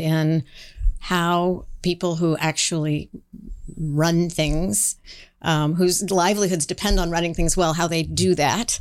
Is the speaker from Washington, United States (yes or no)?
yes; Seattle, Washington, United States; I grew up in Seattle, Washington in the nineteen seventies